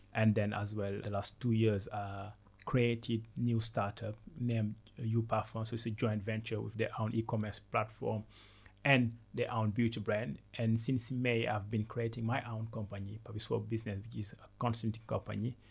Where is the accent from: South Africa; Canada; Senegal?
Senegal; first language Wolof; English is a second language; moved away as an adult; also born or lived in Ivory Coast / France; So I was born in Senegal and then I, w- I grew up in Senegal until the age of 12. Then I moved to Ivory Coast